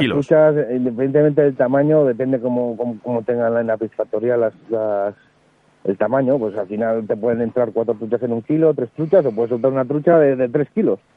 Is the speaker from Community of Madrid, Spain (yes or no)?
no; Andoain, Basque Country, Spain; en mi pueblo en Andoain